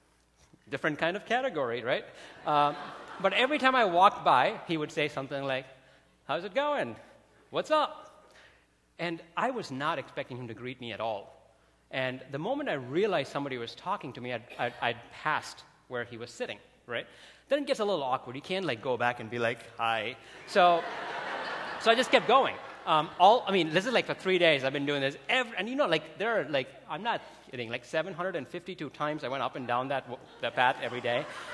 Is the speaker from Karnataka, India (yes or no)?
yes; Bangalore, Karnataka, India; now in Chicago, United States; I grew up in India, like in a city called Bangalore. It's exactly the other side of where Chicago is.